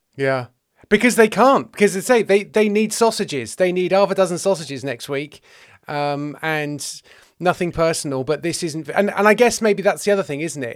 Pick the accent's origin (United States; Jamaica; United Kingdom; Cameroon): United Kingdom; West Country, South West England; I'm from the West Country, and we were an EastEnders household